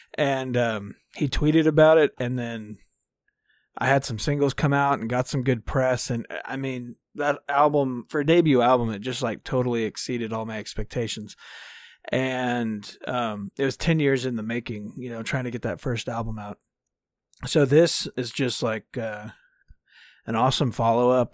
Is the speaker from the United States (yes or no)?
yes; Dallas, Texas, United States; I'm from Dallas, Texas. Uh, born and raised.